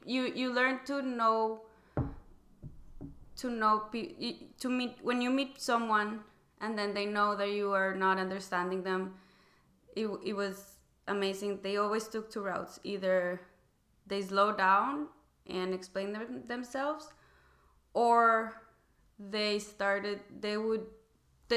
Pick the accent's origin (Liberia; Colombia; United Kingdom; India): Colombia; Bogota; moved away as an adult; also born or lived in Wisconsin, United States; now in California, United States; I'm originally from Colombia. I was born in Bogota. The first time I moved to the U.S., I was 18 years